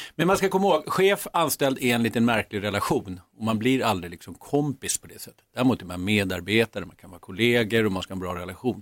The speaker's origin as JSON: {"language": "Swedish", "country": "Sweden", "also_born_or_lived": "United States", "said": "som svensk"}